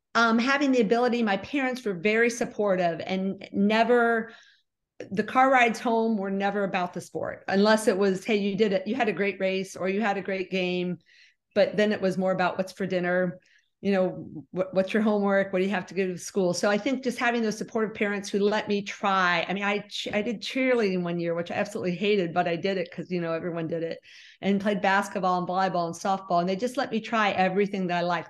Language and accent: English; West Liberty, Ohio, United States; also born or lived in Bowling Green, Ohio; We moved to West Liberty when I was almost four years old. So I've lived here all my life